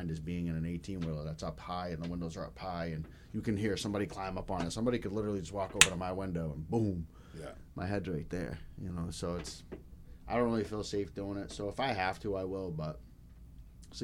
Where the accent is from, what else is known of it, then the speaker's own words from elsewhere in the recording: Denver, Colorado, United States; now in Maine, United States; I'm from Denver, Colorado. The west side of Denver, it was pretty rough growing up.